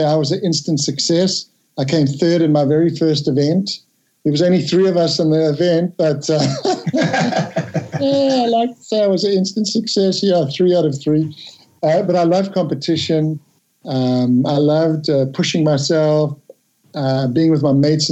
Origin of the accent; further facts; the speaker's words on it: Durban, KwaZulu-Natal, South Africa; moved away; I grew up in a place called Durban in South Africa, a long, long way from here